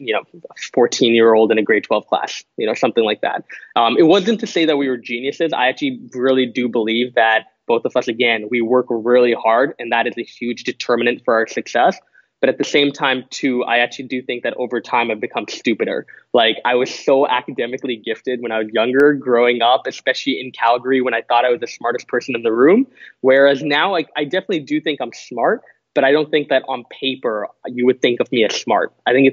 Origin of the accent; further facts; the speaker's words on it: Singapore; competed at two world tournaments, one in Thailand, the second in Singapore, where I went back to my home country. And get this, I lost in the grand final against Singapore. So I lost to my home country in my home country in 2015.